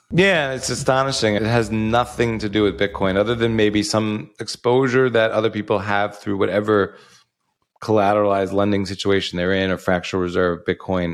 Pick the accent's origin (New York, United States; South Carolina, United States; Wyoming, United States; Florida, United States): New York, United States; also born or lived in outside Chicago, Illinois; now in Sarasota, United States; I'm originally from New York, but we moved here from outside of Chicago